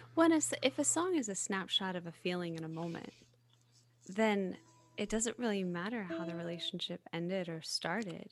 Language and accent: English; the South, United States; I'm from the South, right? I'm a hugger.